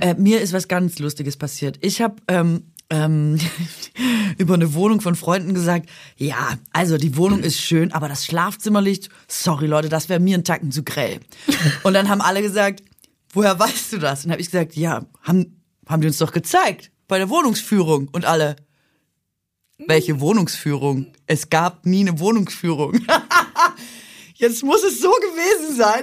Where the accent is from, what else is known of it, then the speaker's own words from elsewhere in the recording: Swabia, Baden-Württemberg, Germany; Schwer für mich zu sagen als Schwäbin